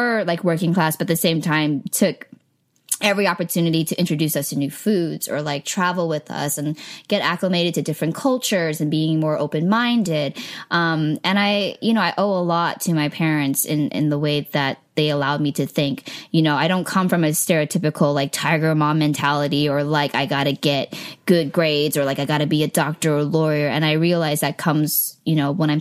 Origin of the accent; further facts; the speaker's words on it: the Bay Area, California, United States; moved away as an adult; now in Los Angeles, United States; growing up in the Bay, you know, it was kind of before the crazy, crazy tech boom.